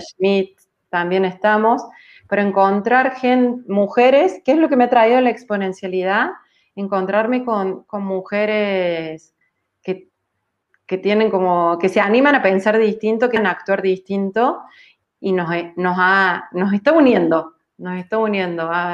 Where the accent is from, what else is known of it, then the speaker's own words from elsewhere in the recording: Córdoba, Argentina; also born or lived in Germany; eso terminó siendo un cordobés y sigo en Córdoba, en Argentina